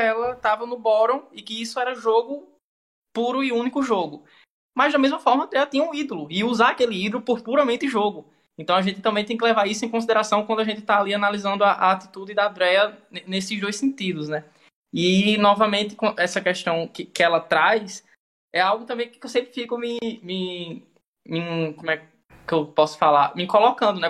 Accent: Caicó, Rio Grande do Norte, Brazil; eu sou daqui de Caicó, né, interior do Rio Grande do Norte.

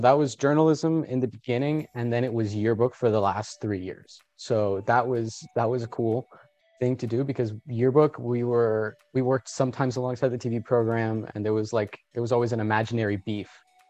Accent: Colombia; now in South Florida, United States; So I'm Colombian. I was born in Colombia. I moved to the United States and I currently live in South Florida.

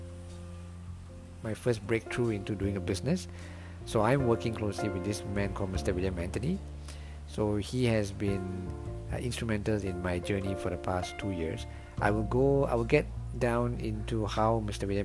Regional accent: Singapore; I am from Singapore.

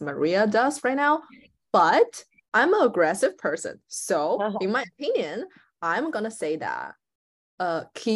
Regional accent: China; moved away as an adult; also born or lived in Shanghai; I'm not in China right now

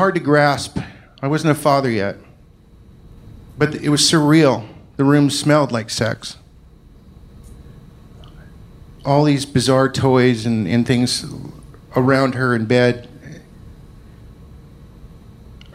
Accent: Scotland, United Kingdom; I'm Scottish

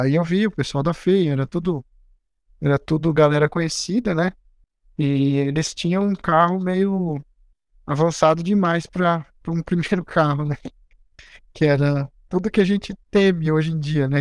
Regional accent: Agudos, São Paulo, Brazil; Eu nasci no interior do estado de São Paulo, numa cidade bem pequena chamada Agudos

